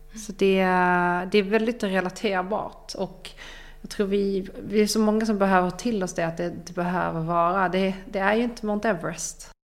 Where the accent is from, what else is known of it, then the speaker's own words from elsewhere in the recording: Ystad, Skåne, Sweden; now in Stockholm, Sweden; Ystad, där jag är ifrån, där mina föräldrar bor